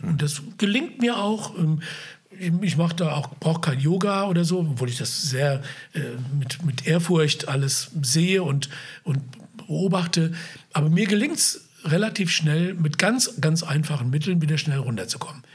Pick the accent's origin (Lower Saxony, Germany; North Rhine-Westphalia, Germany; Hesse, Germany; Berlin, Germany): Hesse, Germany; Wiesbaden; ich bin ja aufgewachsen in Biebrich